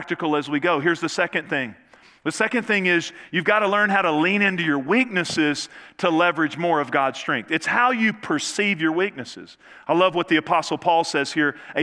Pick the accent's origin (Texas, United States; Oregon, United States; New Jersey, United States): Texas, United States; Northeast; I grew up in Northeast Texas